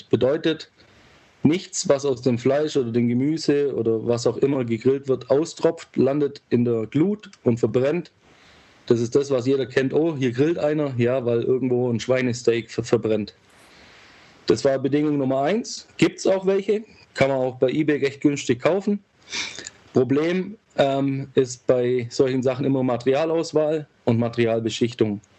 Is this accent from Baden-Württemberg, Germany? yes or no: yes; Ulm, Baden-Württemberg, Germany; ich bin 37, ich komme aus Ulm, wie du schon gesagt hast, drei Kinder, verheiratet, kleines Häuschen. Wir leben acht Kilometer südlich von Ulm, ein bisschen auf dem Land